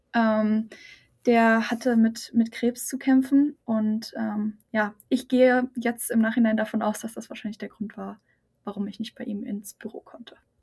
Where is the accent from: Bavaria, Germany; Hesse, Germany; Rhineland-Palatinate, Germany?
Bavaria, Germany; near Aschaffenburg, Lower Franconia; moved away; ich komme aus der Nähe von Aschaffenburg in Bayern, ähm, Unterfranken.